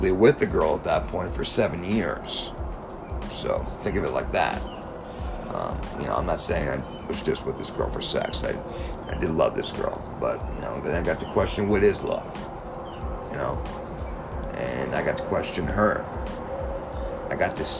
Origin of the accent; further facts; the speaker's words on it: South Florida, United States; also born or lived in New York; I was born in New York, raised down here, South Florida